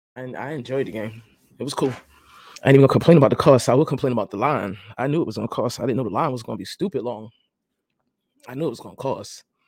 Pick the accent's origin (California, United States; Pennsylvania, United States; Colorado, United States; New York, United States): New York, United States; now in Jacksonville, United States; I'm I'm I'm a New Yorker